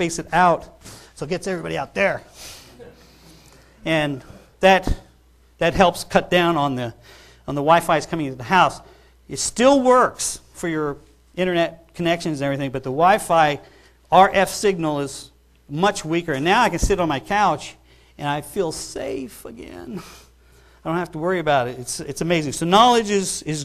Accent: New York, United States; I grew up in New York

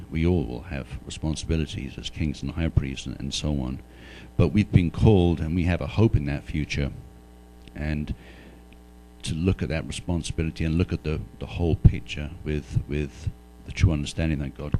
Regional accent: United Kingdom; moved away as an adult; now in United States; becoming a U.S. citizen from being a British citizen, is when I became a citizen in 2009, ever since I moved here in 2002, I always accepted that this was my adopted country

